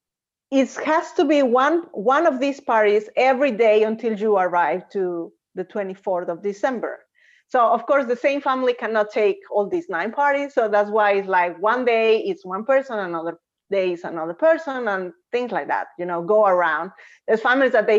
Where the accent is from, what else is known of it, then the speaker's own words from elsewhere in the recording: Puebla, Mexico; moved away as an adult; now in Denmark; I am from Puebla, that is just next to Mexico City